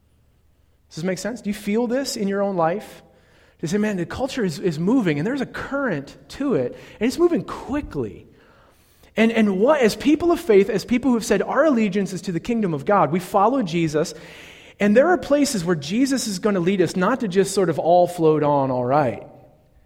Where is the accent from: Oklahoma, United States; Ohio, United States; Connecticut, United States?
Ohio, United States; Northeastern; I'm from Northeastern Ohio